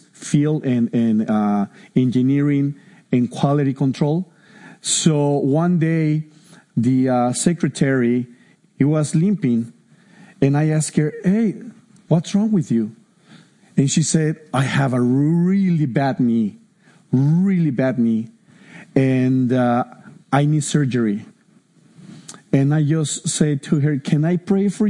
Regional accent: Mexico City, Mexico; moved away; I'm Mexican from Mexico City

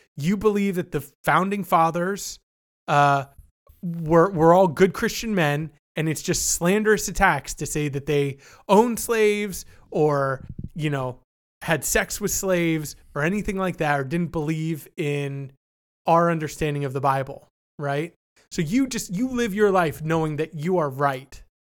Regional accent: Canada; I'm not an American. I'm Canadian.

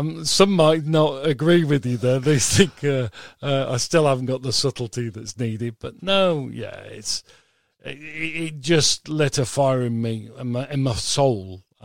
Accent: Cheshire, North West England, United Kingdom; I'm originally from Cheshire.

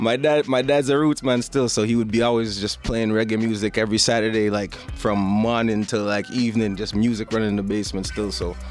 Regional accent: Toronto, Ontario, Canada; I was born in Scarborough, grew up in Scarborough, grew up in Malvern.

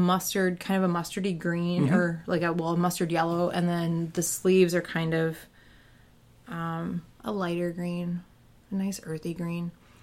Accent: Colorado, United States; I grew up in Colorado.

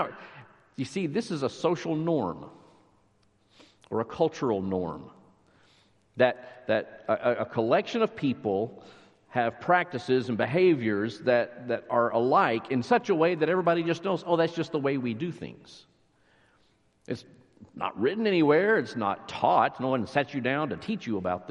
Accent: near Lubbock, West Texas, United States; now in McKinney, United States; I grew up near Lubbock, so small town, West Texas

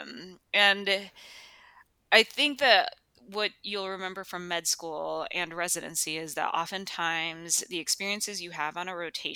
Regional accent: Chicago, Illinois, United States; moved away as an adult; also born or lived in Rochester, Minnesota / Virginia; now in Durham, United States; I was actually born and raised in Chicago and the surrounding suburbs

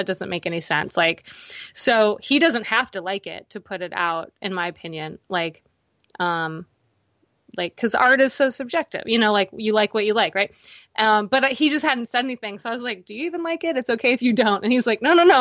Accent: Baltimore, Maryland, United States; I'm from Baltimore

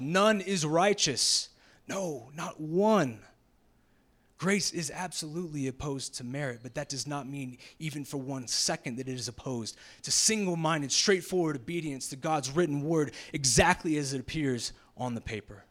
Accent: Jacksonville, Florida, United States; moved away; I'm originally from the South, Jacksonville, Florida

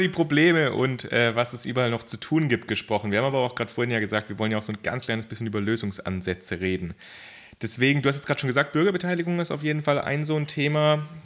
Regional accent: Germany; bei uns in Deutschland

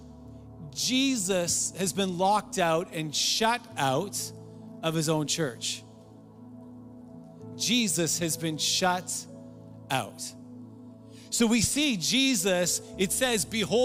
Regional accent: Surrey, British Columbia, Canada; I grew up in North Surrey

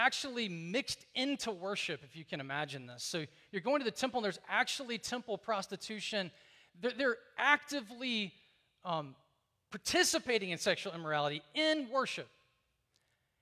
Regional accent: Deep South, United States; I grew up in the Deep South

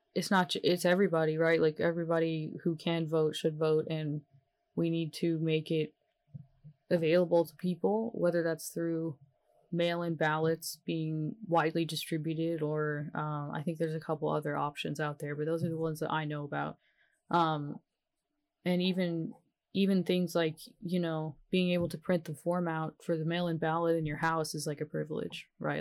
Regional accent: the South, United States; I am from the South and it's hard to learn how to love yourself here

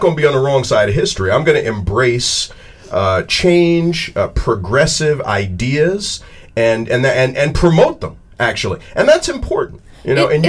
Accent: New Jersey, United States; my home state of New Jersey

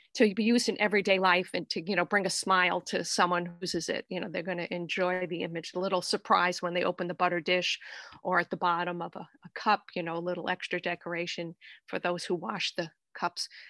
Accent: Fall River, Massachusetts, United States; now in South Dartmouth, United States; I grew up in Fall River, you know, in the suburbs there, but now I live in, uh, South Dartmouth

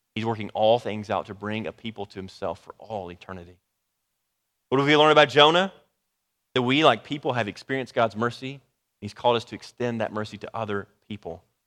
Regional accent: Dallas, Texas, United States; I'm from the Dallas area

